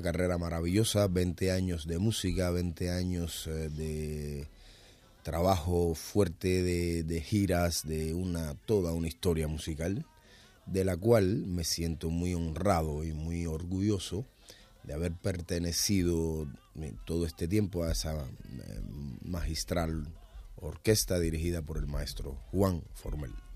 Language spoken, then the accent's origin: Spanish; Cuba; en mi país